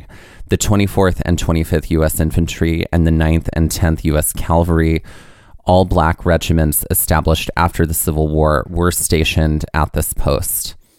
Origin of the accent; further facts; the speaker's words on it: Biloxi, Mississippi, United States; I'm from Biloxi, which is where Beauvoir is, which is where Jeff Davis lived.